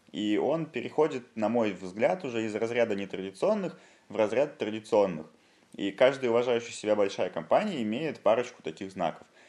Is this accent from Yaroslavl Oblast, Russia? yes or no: yes; Yaroslavl, Yaroslavl Oblast, Russia; в моем родном городе Ярославле